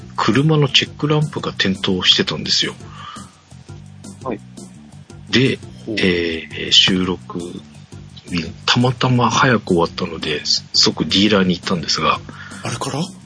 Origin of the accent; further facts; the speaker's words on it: Japan; 僕の地元地域、地元のと一緒ではないんですが、まあ、お隣の川崎の